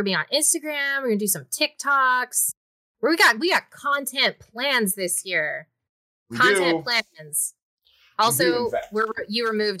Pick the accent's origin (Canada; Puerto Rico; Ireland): Canada; I'm Canadian